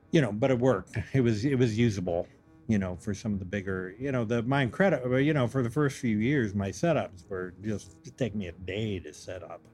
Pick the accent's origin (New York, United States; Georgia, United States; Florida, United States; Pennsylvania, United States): Pennsylvania, United States; Western; moved away as an adult; also born or lived in Denver / Baltimore / Montana; I grew up in Western Pennsylvania